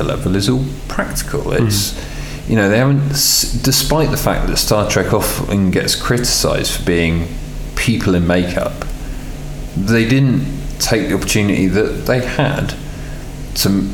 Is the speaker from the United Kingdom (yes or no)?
yes; England, United Kingdom; I'm English